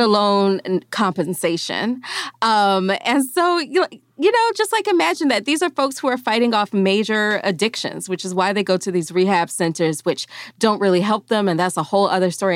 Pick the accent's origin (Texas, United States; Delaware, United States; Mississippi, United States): Mississippi, United States; moved away; I am from a town that has been under a boil water notice since I was a small child.